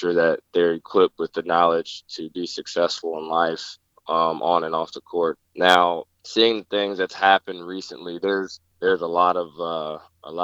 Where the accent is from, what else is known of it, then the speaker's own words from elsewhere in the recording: Indianapolis, Indiana, United States; I grew up in Indianapolis, Indiana